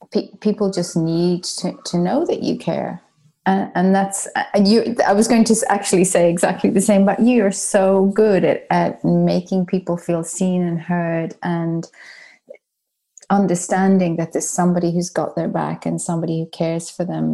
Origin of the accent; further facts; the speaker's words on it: Ireland; accent: soft Irish; moved away as an adult; also born or lived in United Kingdom; now in Melbourne, Australia; as an Irish person, uh, growing up in, you know, the seventies and eighties